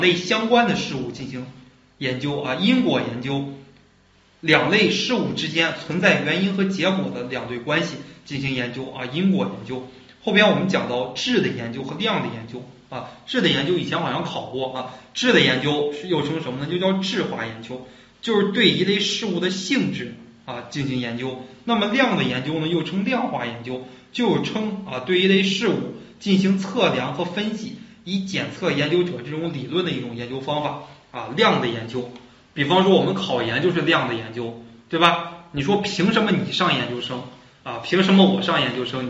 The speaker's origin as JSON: {"language": "Chinese", "country": "China", "said": "我们中国人"}